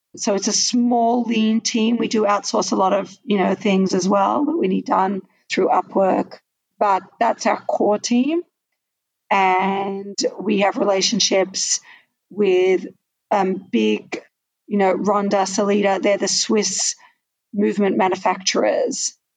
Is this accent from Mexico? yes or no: no; Australia; I'm Australian, so um, I studied in the Australian system